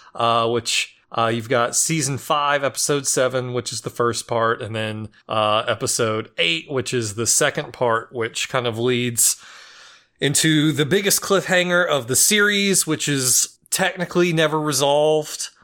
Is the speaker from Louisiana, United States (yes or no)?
no; Memphis, Tennessee, United States; I know I'm I'm from Memphis